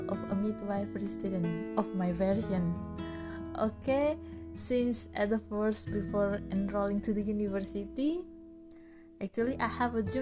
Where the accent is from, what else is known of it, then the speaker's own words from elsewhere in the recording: Indonesia; I'm a midwife from Indonesia